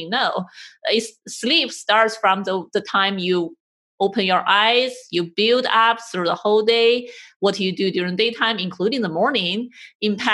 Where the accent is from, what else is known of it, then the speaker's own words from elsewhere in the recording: China; moved away; I grew up in Chinese culture and it's our habit to take a nap